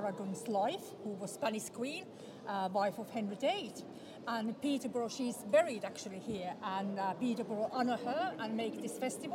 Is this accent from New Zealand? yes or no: no; Finland; moved away; I come from Finland